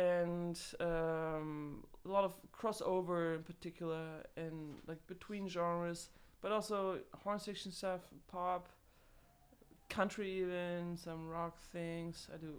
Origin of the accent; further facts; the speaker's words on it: Germany; also born or lived in Los Angeles / Hollywood; now in Pasadena, United States; I'm from Germany, grew up there and everything.